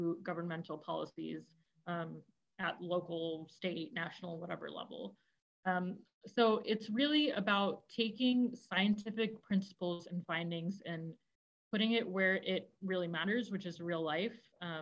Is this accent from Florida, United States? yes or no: yes; northern Florida, United States; also born or lived in India; now in Chicago, United States; I grew up in Florida, in northern Florida, kind of the border of Georgia, Florida